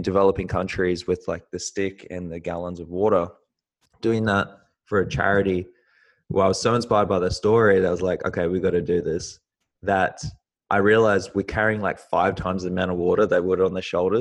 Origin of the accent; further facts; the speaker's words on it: New Zealand; now in Australia; I was born in New Zealand and I moved to Australia